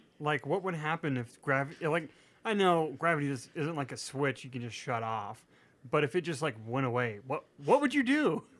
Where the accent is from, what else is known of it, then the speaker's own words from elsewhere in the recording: the South, United States; That's why we grew up in the South. It's like it's in our blood.